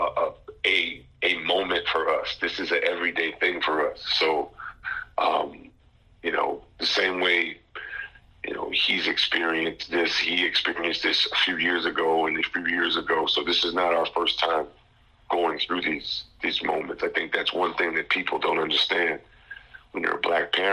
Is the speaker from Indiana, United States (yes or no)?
no; Teaneck, New Jersey, United States; now in North Carolina, United States; my hometown in Teaneck, New Jersey